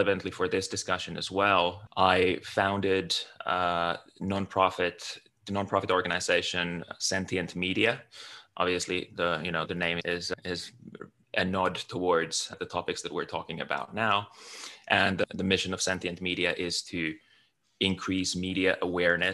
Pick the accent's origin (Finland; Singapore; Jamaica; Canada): Finland; moved away as an adult; also born or lived in United Kingdom / United States; now in California, United States; I'm originally from Finland. I grew up in a small